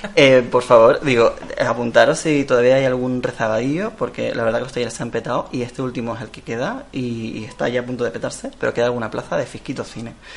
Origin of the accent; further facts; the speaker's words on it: León, Castile and León, Spain; now in Tenerife, Spain; vengo yo de León, de la zona de León